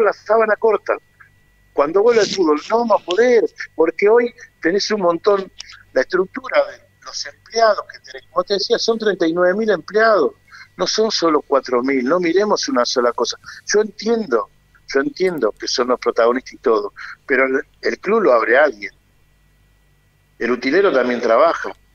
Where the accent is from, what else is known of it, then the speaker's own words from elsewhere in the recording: Argentina; como somos los argentinos